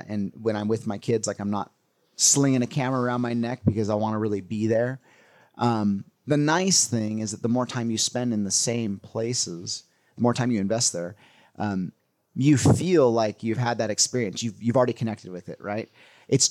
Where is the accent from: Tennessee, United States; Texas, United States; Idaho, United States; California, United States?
California, United States; growing up in California